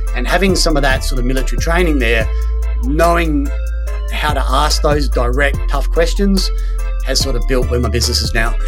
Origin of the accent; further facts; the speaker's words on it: Australia; moved away as an adult; also born or lived in Sweden; I'm from Australia